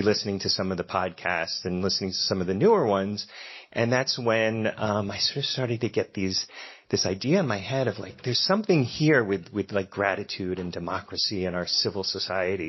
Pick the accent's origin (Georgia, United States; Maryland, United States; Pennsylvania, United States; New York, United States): Pennsylvania, United States; Philadelphia; accent: Philly; my Philly accent comes out